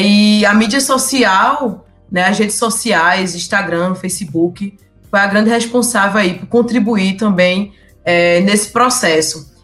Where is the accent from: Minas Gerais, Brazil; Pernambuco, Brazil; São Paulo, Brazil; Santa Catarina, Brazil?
Pernambuco, Brazil; Surubim; sou de Surubim, interior né, do estado de Pernambuco